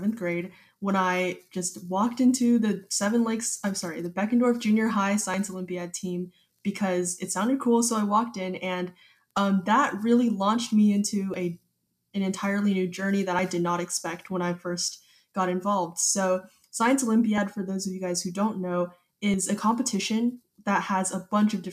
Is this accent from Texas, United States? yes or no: yes; Katy, Texas, United States; I'm currently a 17-year-old and I'm from Katy, Texas